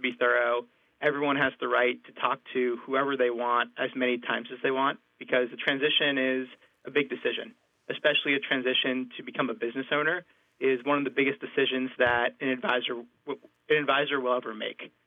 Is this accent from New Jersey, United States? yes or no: yes; New Jersey, United States; I'm from New Jersey